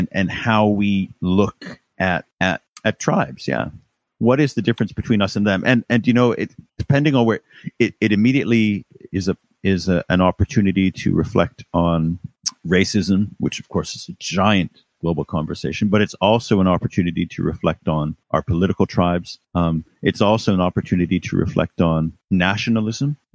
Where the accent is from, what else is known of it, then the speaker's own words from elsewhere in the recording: Canada; now in United Kingdom; as a Canadian